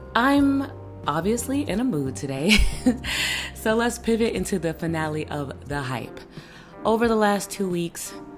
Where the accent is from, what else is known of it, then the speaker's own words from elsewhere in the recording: Chicago, Illinois, United States; representing Chicago, my hometown.